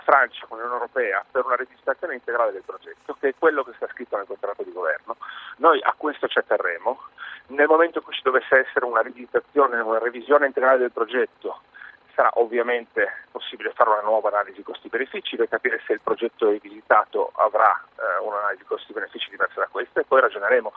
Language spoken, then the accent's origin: Italian; Trieste, Friuli-Venezia Giulia, Italy; sono triestino